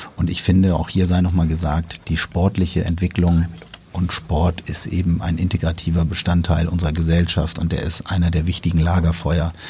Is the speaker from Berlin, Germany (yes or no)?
no; Hamburg, Germany; wir jetzt hier als Hamburger